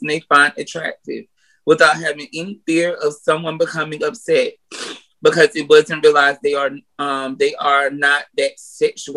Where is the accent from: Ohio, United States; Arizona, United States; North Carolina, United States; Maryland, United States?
North Carolina, United States; now in Atlanta, United States; I'm from North Carolina, but I reside in Atlanta, Georgia